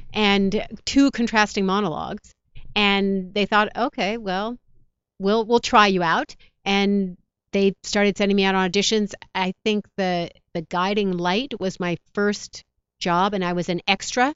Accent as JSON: {"language": "English", "region": "New York", "country": "United States", "tie": "born or raised there", "moved": "as an adult", "lives_now": "Los Angeles, United States", "said": "I'm a New Yorker. So I was, I grew up and we got snow and we got rain."}